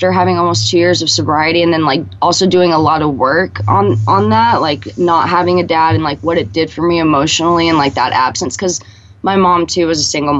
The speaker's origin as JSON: {"language": "English", "town": "Stockton", "region": "California", "country": "United States", "tie": "born or raised there", "said": "I'm from Stockton. It's up in Northern California"}